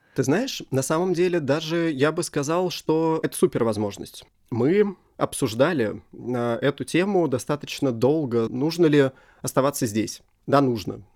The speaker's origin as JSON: {"language": "Russian", "country": "Russia", "said": "я из России"}